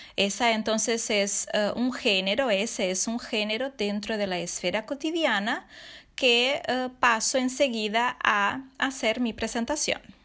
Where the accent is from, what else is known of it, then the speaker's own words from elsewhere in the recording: Santa Maria, Rio Grande do Sul, Brazil; Spanish is a second language; nuestra ciudad, Santa María